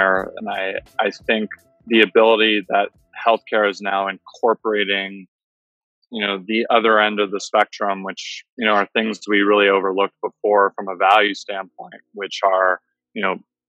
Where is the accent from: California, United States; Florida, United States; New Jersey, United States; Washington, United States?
California, United States; San Francisco; now in Miami, United States; I'm originally from San Francisco, and I was in Miami for a long time